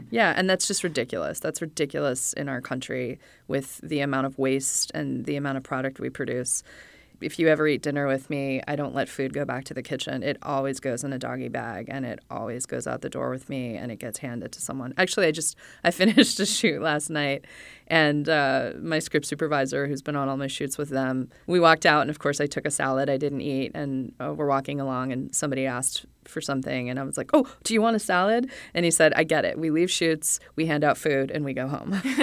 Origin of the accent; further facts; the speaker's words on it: Los Angeles, California, United States; moved away as an adult; also born or lived in Chicago, Illinois; I moved to L A when I was nine